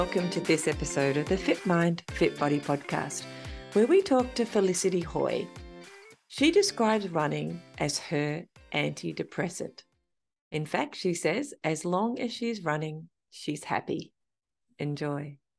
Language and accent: English; King Island, Tasmania, Australia; I grew up on King Island